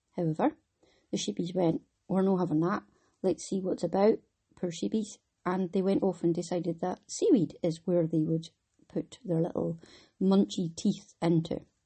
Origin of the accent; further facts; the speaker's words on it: Wick, Scotland, United Kingdom; I'm from Wick